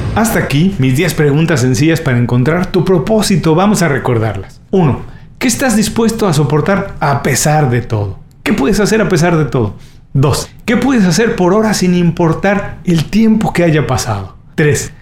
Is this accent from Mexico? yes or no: yes; Mexico; soy mexicano Viví los años 80 en México